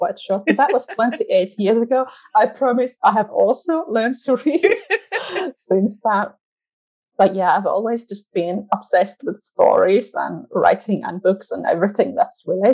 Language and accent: English; Finland; accent: part Finnish, but part British and part like growing up watching Friends; English is a second language; also born or lived in England; I'm from Finland. I was born here and now I'm kind of stuck here.